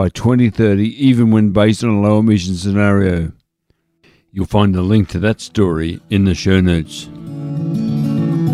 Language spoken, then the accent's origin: English; Shepparton, Victoria, Australia; My hometown of Shepparton